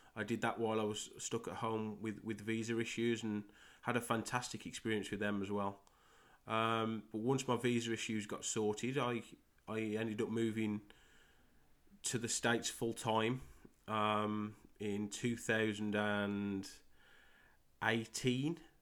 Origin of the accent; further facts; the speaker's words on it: Great Wyrley, West Midlands, United Kingdom; accent: Midlands; moved away as an adult; I'm from a small village in England called Great Worley. Um, born and, born and raised there. Um, till I was twenty-six